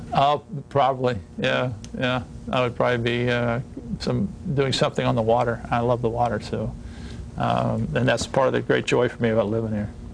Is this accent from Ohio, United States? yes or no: yes; Ohio, United States; moved away as an adult; I grew up in Ohio, in a rural part of Ohio